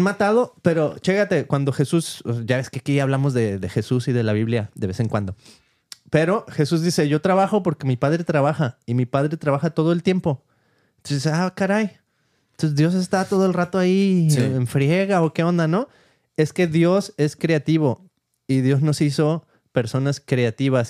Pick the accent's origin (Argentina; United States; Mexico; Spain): Mexico; crecí en México